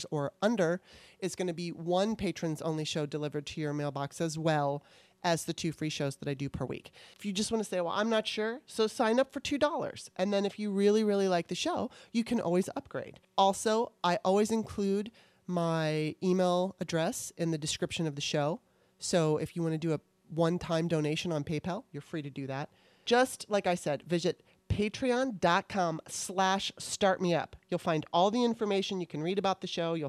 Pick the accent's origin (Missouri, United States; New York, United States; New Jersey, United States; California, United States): California, United States; moved away as an adult; now in Maryland, United States; I lived in California most of my life